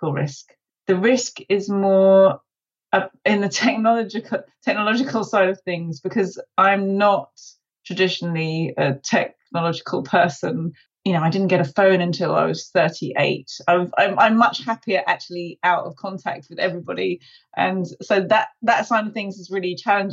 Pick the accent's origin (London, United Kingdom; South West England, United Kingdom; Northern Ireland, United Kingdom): London, United Kingdom; I'm from London.